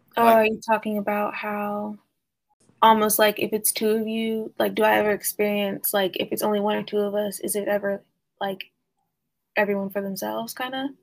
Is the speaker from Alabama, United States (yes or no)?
no; Oklahoma, United States; growing up in Oklahoma